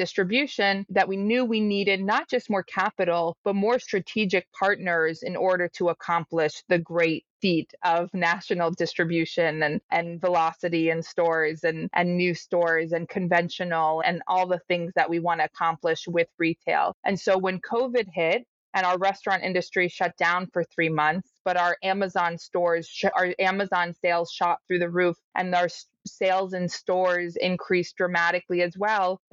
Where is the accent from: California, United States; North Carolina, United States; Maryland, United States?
Maryland, United States; Rockville; I grew up in Rockville, Maryland